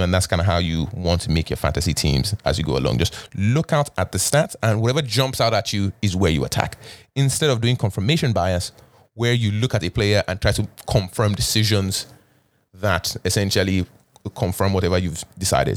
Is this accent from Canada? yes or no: yes; Canada; as a Canadian